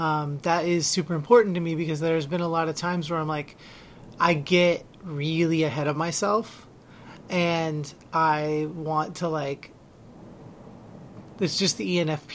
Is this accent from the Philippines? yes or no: yes; Philippines; Like I, being Filipino, you're probably aware of what Duterte does